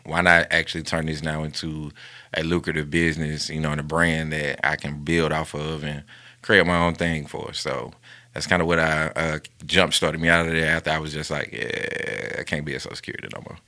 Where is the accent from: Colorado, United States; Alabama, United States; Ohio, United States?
Alabama, United States; Bessemer; born and raised in Bessemer, Alabama